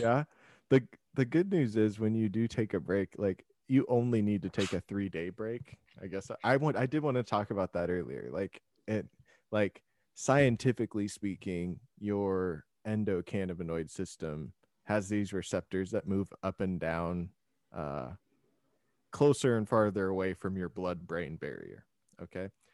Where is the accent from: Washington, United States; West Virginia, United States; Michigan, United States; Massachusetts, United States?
Washington, United States; Tacoma; I'm from Washington